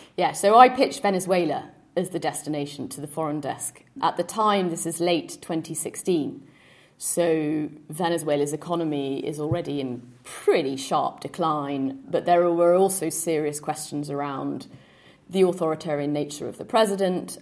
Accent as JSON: {"language": "English", "region": "London", "country": "United Kingdom", "tie": "born or raised there", "also_born_or_lived": "Rio de Janeiro, Brazil", "moved": "yes", "lives_now": "Uruguay", "said": "where I grew up"}